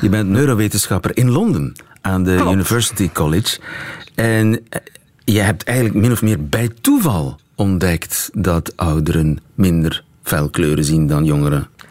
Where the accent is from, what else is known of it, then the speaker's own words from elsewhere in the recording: Flanders, Belgium; als Vlaming